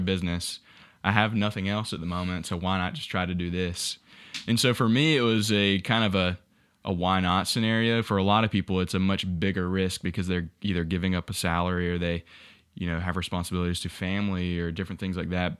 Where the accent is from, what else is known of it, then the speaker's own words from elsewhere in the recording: Ware Shoals, South Carolina, United States; moved away as an adult; now in Columbia, United States; originally from a small town called Whersholes